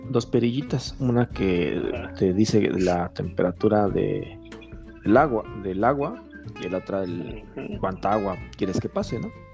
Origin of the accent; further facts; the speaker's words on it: Mexico; como buen mexicano